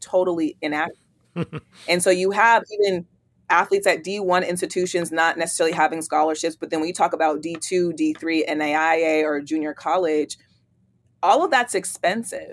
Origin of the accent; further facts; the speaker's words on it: East Palo Alto, California, United States; moved away as an adult; also born or lived in Oregon State University, Oregon; now in Atlanta, United States; I'm from East Palo Alto, California, born and raised in the Bay Area. I moved to Atlanta